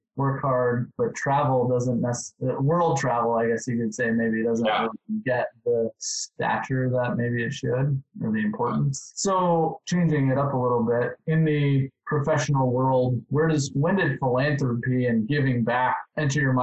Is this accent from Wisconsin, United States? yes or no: yes; Wisconsin, United States; I'm from Wisconsin. So it was kind of a natural place to go. Grew up in a really small town.